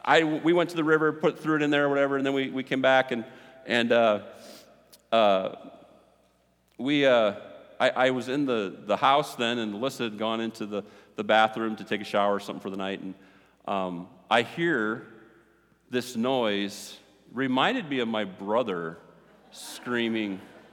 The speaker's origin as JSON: {"language": "English", "country": "Ireland", "said": "Yeah, I'm hot-tempered. I'm Irish."}